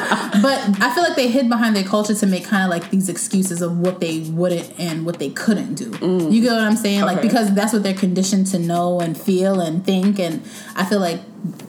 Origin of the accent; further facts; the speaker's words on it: Nigeria; since we're all Nigerian